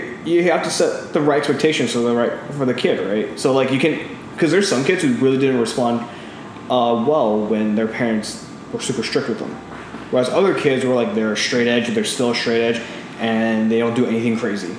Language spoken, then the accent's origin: English; Southern California, United States; English is a second language; moved away as an adult; also born or lived in Taiwan; now in Bay Area, United States; So growing up in SoCal